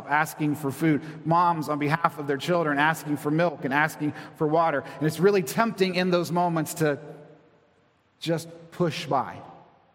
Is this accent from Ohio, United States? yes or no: yes; Convoy, Ohio, United States; also born or lived in Toledo, Ohio; I come from a very tiny town, Convoy, Ohio, maybe 1,000 people